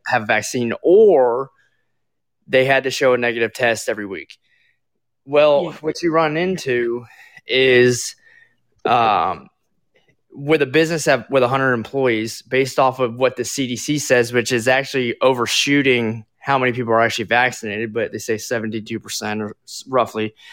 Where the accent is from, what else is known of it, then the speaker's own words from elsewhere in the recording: Florida, United States; moved away; I'm originally from Florida.